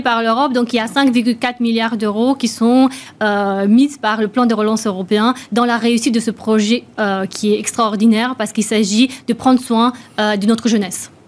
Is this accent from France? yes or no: no; Romania; moved away; je suis née en Roumanie, donc j'ai connu le, communisme